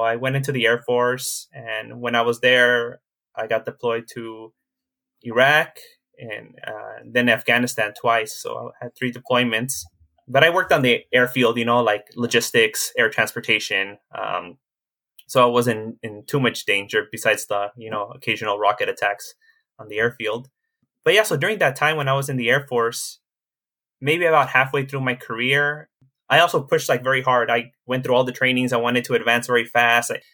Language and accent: English; Los Angeles, California, United States; I grew up in Koreatown, which is a very diverse neighborhood even to this day.